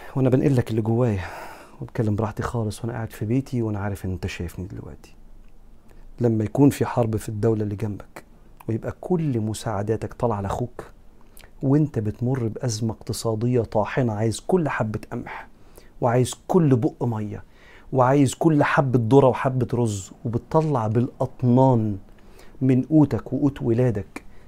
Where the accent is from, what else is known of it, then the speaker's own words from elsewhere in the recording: Egypt; أنا كمصري